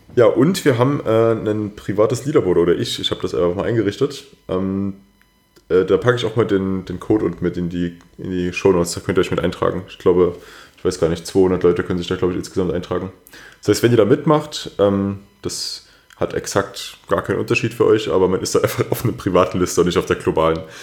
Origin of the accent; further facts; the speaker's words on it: Germany; bei uns in Deutschland